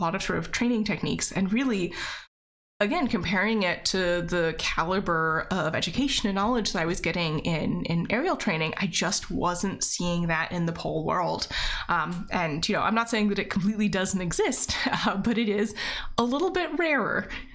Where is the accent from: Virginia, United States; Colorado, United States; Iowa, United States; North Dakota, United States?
Virginia, United States; moved away as an adult; also born or lived in Seattle; I moved back home to Virginia.